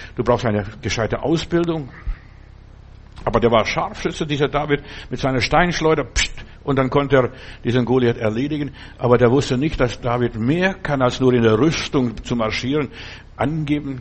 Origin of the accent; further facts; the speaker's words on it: Germany; hier bei uns in Deutschland